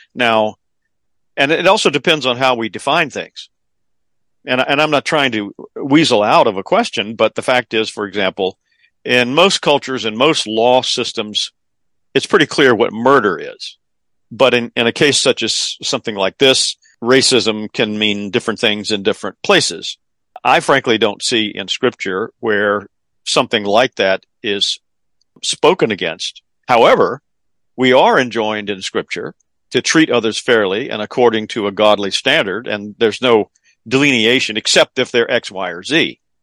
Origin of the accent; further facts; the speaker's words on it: the South, United States; being in a Southern public school back in those days